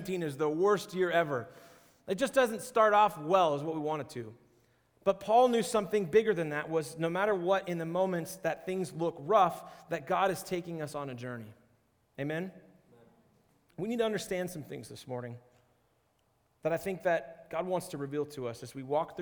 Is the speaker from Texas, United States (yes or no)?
no; Seattle, Washington, United States; moved away; also born or lived in Arizona; I grew up in Seattle and then I spent a little bit of time in Arizona